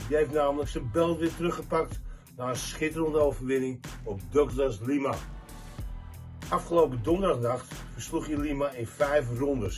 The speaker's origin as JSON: {"language": "Dutch", "country": "Netherlands"}